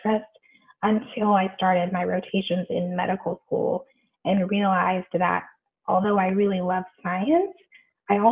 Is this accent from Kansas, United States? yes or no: no; Bay Area, California, United States; I grew up in the Bay Area, which means that I spent a lot of time in San Francisco